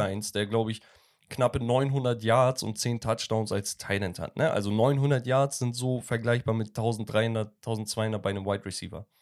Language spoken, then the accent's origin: German; Turkey; in meiner Heimatstadt in der Türkei